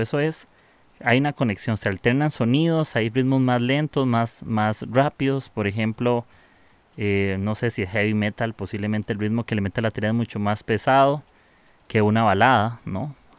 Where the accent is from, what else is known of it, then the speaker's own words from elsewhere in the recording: Costa Rica; soy de Costa Rica.